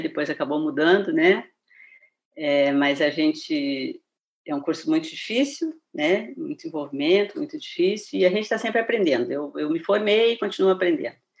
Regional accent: Porto Alegre, Rio Grande do Sul, Brazil; fui criada, né, nascida, criada dentro da Igreja Presbiteriana, em Porto Alegre

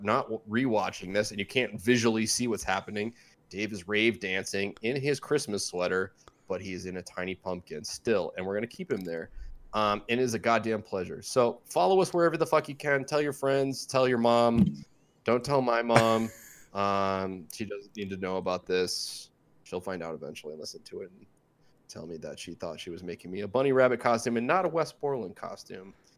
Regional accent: Midwest, United States; moved away as an adult; also born or lived in California; all of us growing up in the Midwest

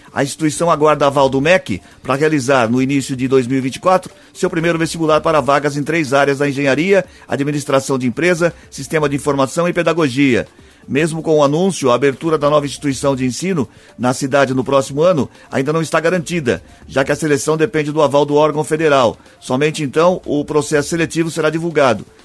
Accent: São Paulo, Brazil; Nós, nós somos do, do, estado de São Paulo

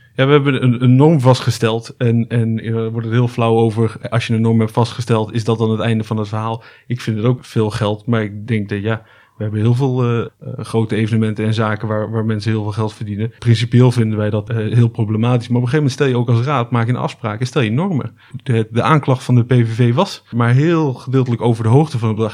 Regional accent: Almere, Flevoland, Netherlands; ik ben eh, geboren in Almere

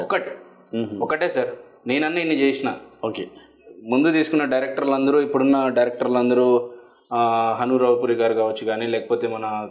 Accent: Anantapur, Andhra Pradesh, India; నేను అన్ని అనంతపూర్లోనే ఎందుకు షూట్ చేశాము అంటే నేను పుట్టి పెరిగింది ఇక్కడే

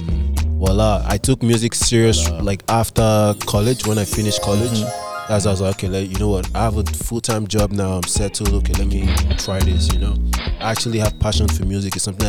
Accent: Delta, Nigeria; now in Canada; Nigeria, Delta States.

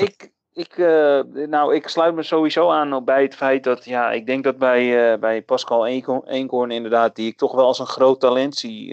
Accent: Netherlands; als Nederlander

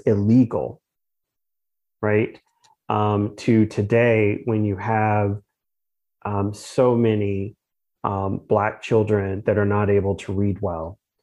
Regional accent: Pittsburgh, Pennsylvania, United States; also born or lived in Kansas City; now in Charlotte, United States; as a child um, when I was initially growing up in Pittsburgh

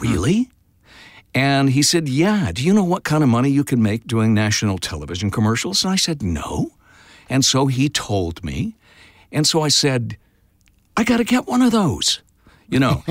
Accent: Tulsa, Oklahoma, United States; I grew up in Tulsa

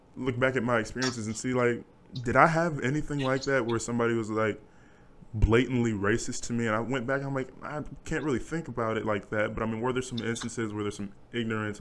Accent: Wichita, Kansas, United States; also born or lived in Hutchinson, Kansas; we're from Wichita, Kansas

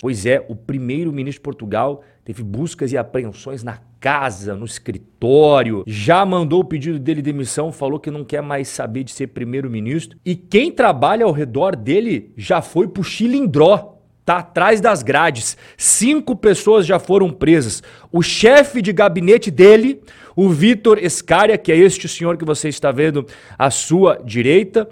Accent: Brazil; como brasileiro

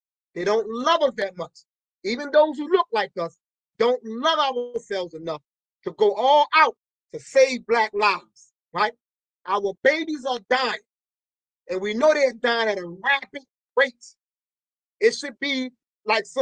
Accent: Baltimore, Maryland, United States; In the lower part of Park Heights, I'm talking about from Cold Spring all the way down to Park Circle, Reisterstown Road to Green Spring Avenue. That's a huge area. Yeah. There is not a single school. Dr. Martin Luther King, the school I went to, is closed down

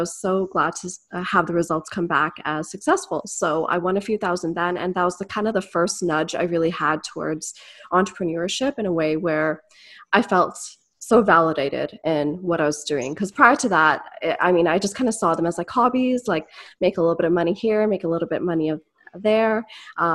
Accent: Etobicoke, Malton, Brampton, Ontario, Canada; So I was born in Etobicoke. I was raised, I guess, between Moulton and then later Brampton, as well as Etobicoke

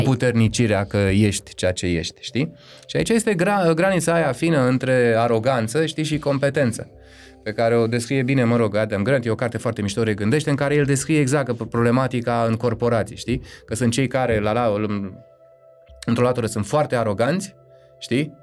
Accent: Romania; Tribul meu, eu sunt român

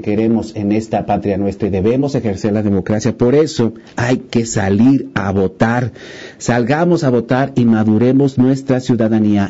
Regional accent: Mexico; no somos estadounidenses, somos mexicanos

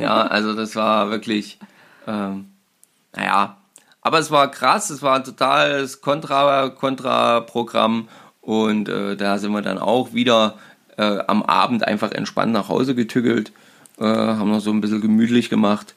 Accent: Germany; bei uns in Deutschland

